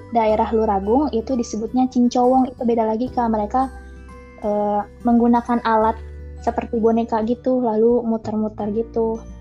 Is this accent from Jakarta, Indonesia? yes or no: no; Kuningan, West Java, Indonesia; Aku berasal dari Kuningan, Jawa Barat